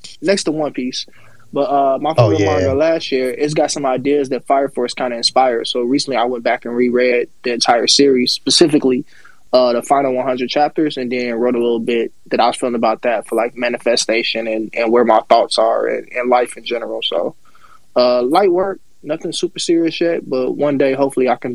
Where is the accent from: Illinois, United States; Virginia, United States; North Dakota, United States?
Illinois, United States; outside of Chicago; I'm outside of Chicago